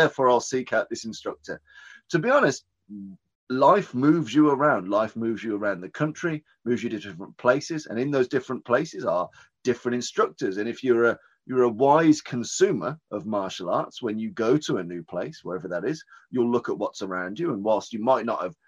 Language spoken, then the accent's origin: English; Birmingham, West Midlands, United Kingdom; I'm from Birmingham, which is in the middle of the UK